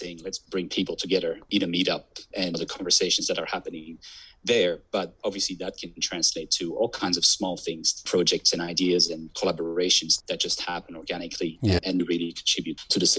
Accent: Belgium; accent: confused; also born or lived in Southeast Asia; now in Australia; Myself, I'm originally from Belgium, and I lived in Southeast Asia for 7 years prior to moving to Australia. I do have a very confused accent, people say

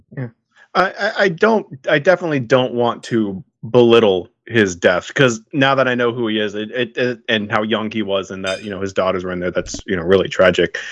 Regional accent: California, United States; as a Californian

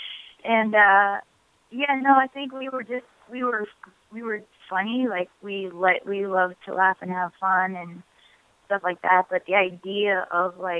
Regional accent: Bedford, New Hampshire, United States; born or raised there; also born or lived in Manchester, New Hampshire

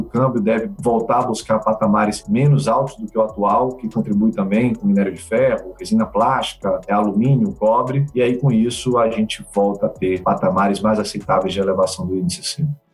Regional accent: Salvador, Bahia, Brazil; Eu sou soteropolitano, nasci em Salvador

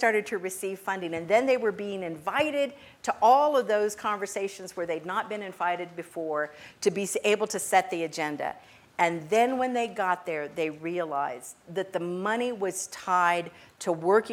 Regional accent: El Paso, Texas, United States; now in Austin, United States; I grew up in El Paso, Texas

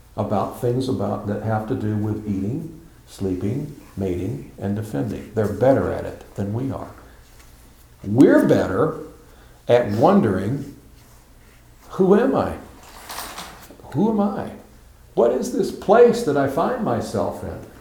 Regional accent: United States; I'm an old man limping around and I'm an American

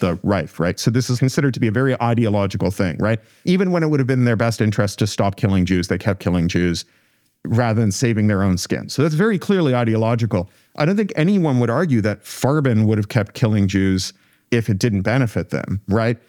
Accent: Canada; I come from Canada

